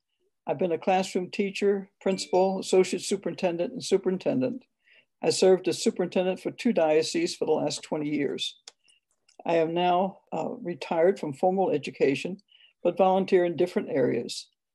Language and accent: English; Southern Maryland, United States; I'm a school sister of Notre Dame. I was born and raised in Southern Maryland. I'm the third of eight children and the oldest girl.